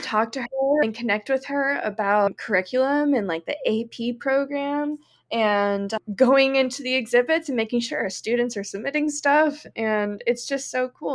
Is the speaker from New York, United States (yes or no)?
no; Florida, United States; I actually teach in my hometown